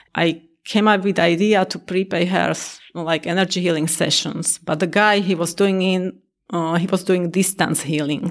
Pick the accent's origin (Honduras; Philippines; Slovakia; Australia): Slovakia; now in Naperville, United States; I'm originally from Slovakia, and I live in Naperville